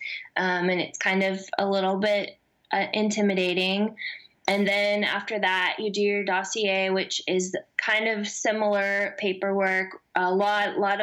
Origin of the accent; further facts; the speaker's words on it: Missouri, United States; moved away as an adult; now in Nashville, United States; I consider myself from the Midwest, I guess, because I grew up in Missouri my whole life and moved to Nashville 2 years ago.